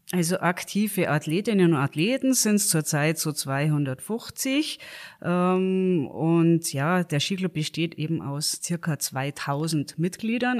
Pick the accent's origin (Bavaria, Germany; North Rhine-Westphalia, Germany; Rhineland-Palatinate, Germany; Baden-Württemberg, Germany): Bavaria, Germany; Garmisch-Partenkirchen; ich bin natürlich äh, in Garmisch geboren